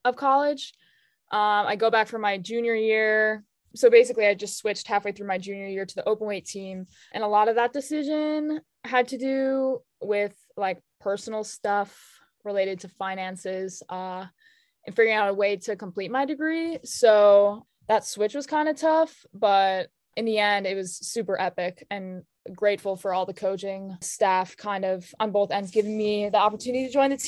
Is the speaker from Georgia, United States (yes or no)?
no; outside of Chicago, Illinois, United States; now in Vermont, United States; I grew up outside of Chicago.